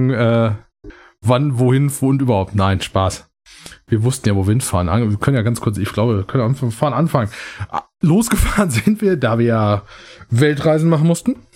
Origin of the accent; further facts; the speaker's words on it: North Rhine-Westphalia, Germany; Ja, ich weiß, wir sind Sauerländer, wir können das trotz alledem.